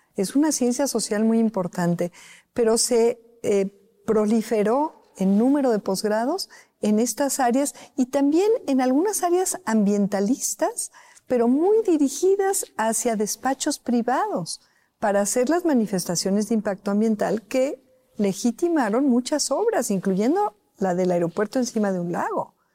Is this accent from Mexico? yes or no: yes; Mexico; servir a mi país, servir a mi pueblo